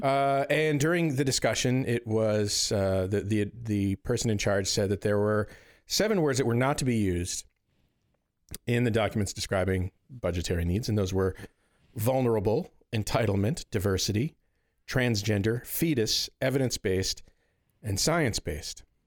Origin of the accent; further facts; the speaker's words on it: Northeast, United States; being from the Northeast